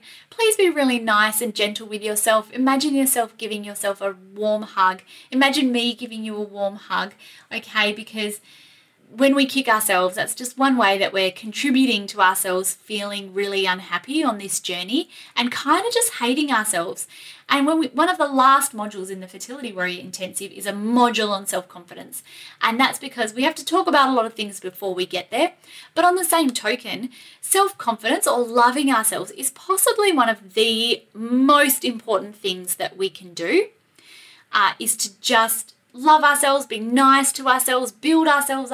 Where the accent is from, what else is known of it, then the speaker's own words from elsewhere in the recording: Australia; accent: Aussie; my Aussie accent